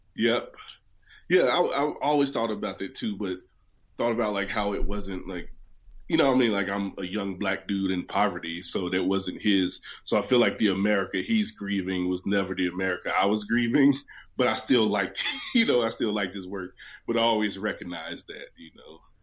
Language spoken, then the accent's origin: English; West Virginia, United States; born or raised there; moved away as an adult; also born or lived in Denver